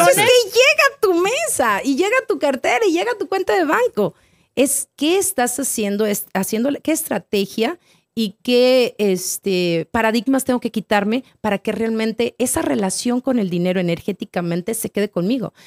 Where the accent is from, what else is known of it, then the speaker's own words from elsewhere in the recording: Torreón, Coahuila, Mexico; moved away as an adult; also born or lived in Guadalajara / Chihuahua; now in United States; Nací en Guadalajara, me crié en Torreón, viví en Chihuahua y luego brinqué el charco.